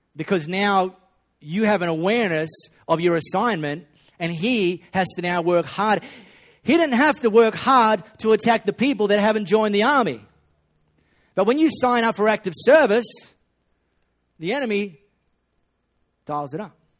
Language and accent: English; Perth, Western Australia, Australia; I grew up in High Wycombe. Uh, I went to high school in Les Murdy